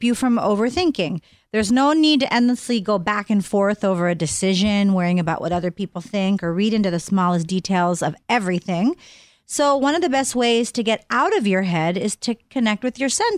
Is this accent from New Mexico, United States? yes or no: no; Pittsburgh, Pennsylvania, United States; my hometown of Pittsburgh